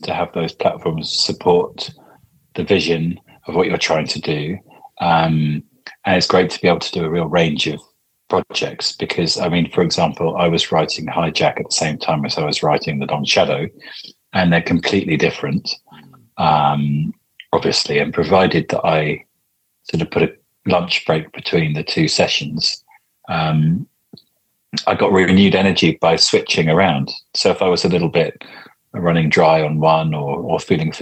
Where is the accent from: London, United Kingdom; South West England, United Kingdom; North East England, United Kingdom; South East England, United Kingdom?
South East England, United Kingdom; Crowthorne; I grew up in Crowthorne, which is where Broadmoor is